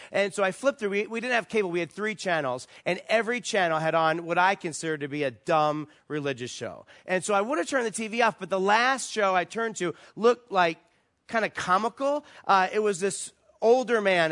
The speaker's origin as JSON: {"language": "English", "region": "East Coast", "country": "United States", "also_born_or_lived": "Virginia Beach, Virginia", "moved": "as an adult", "lives_now": "Las Vegas, United States", "said": "we're from the East Coast, our family's there, all our friends are there"}